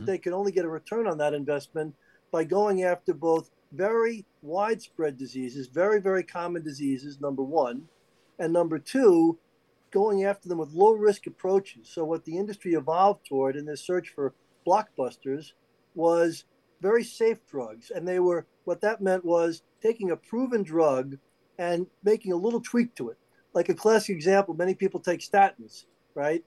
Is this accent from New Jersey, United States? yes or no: no; New York, United States; everybody in New York, of course, we all knew growing up in New York